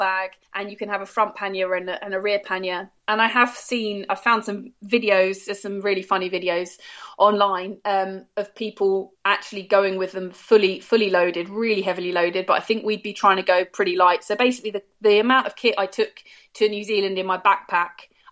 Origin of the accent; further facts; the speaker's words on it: United Kingdom; as a British citizen